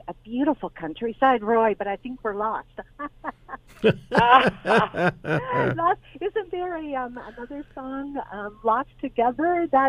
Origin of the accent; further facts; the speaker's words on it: Orillia, Ontario, Canada; I am from Orillia.